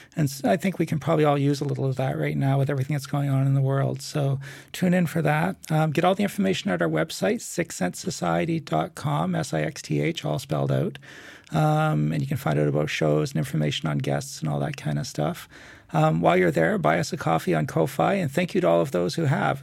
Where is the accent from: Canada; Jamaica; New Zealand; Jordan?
Canada; being a Canadian